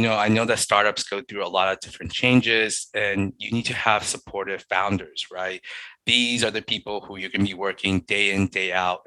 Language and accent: English; New York City, New York, United States; I'm in New York. Nice. I'm from Long Island City.